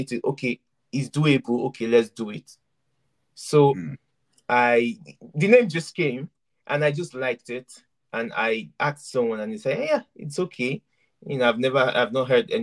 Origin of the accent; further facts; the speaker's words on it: Ibadan, Oyo, Nigeria; moved away as an adult; also born or lived in Idori, Ondo State / Sokoto / Lagos; I'm an Ondo boy. And I grew up in Ibadan, Oyo State